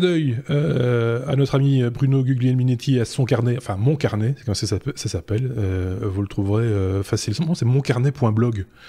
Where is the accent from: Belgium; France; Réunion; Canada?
Belgium; chez nous en Belgique